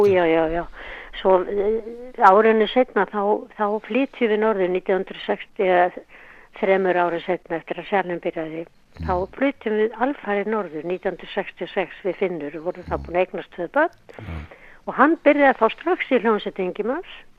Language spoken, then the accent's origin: Icelandic; Reykjavík, Capital Region, Iceland; ég fætt í Reykjavík Ólst upp í Holtonum